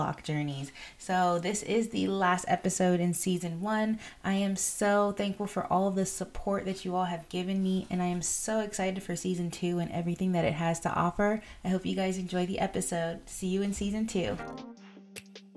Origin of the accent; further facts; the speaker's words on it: Florida, United States; moved away; I'm from Florida